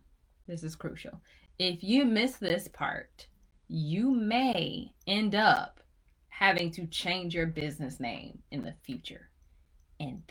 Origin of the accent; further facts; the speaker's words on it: Chapel Hill, North Carolina, United States; I'm from Chapel Hill